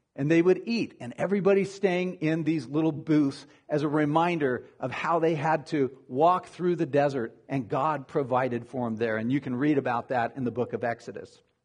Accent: Arizona, United States; moved away; I'm from Arizona originally

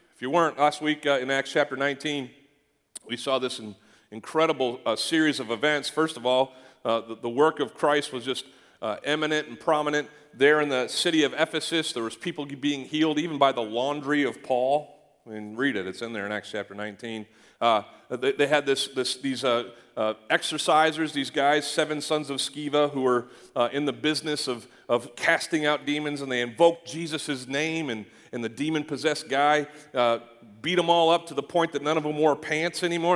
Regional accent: Canada; I grew up in Canada

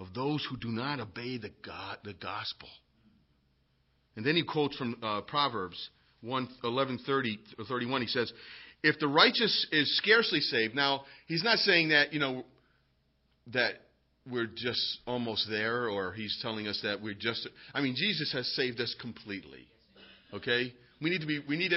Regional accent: United States; being an American

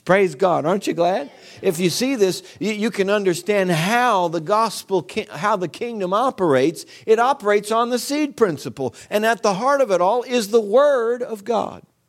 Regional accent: United States; I'm an American

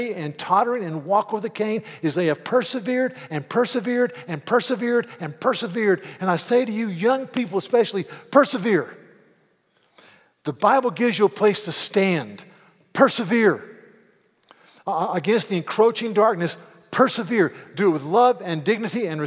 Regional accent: United States; being an American

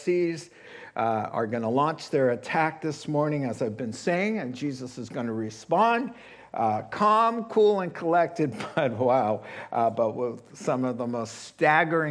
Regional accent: New England, United States; moved away; growing up in New England, where summers are a little different.

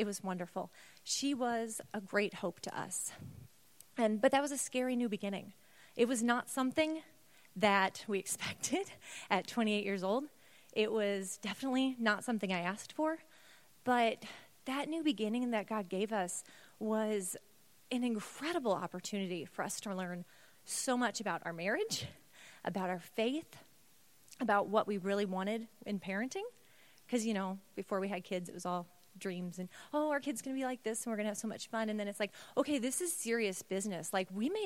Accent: St. Louis, Missouri, United States; moved away; We were both born and raised in St. Louis area

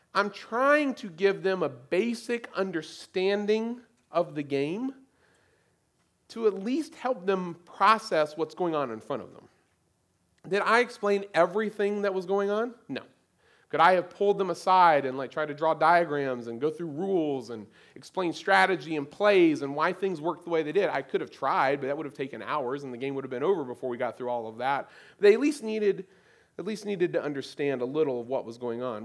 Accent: United States; as American Christians

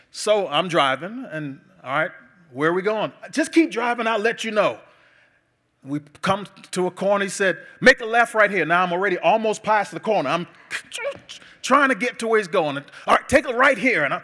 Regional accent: Bahamas; Andrew told you earlier, I'm from the Bahamas. I was, I was home a few uh, months ago visiting my father

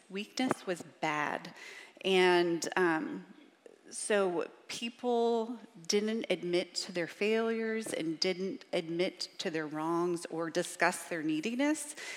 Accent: Richmond, Virginia, United States; I grew up in Richmond, Virginia, and I say y'all

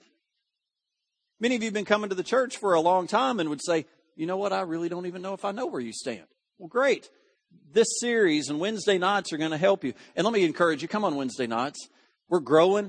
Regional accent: United States; I was born in Putnam County

